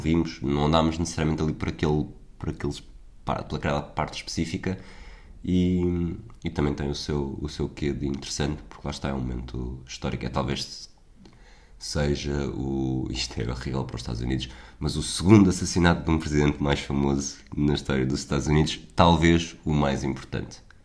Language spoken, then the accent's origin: Portuguese; Portugal; eu sou português